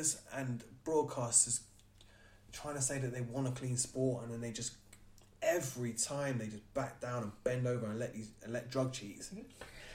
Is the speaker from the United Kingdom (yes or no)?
yes; United Kingdom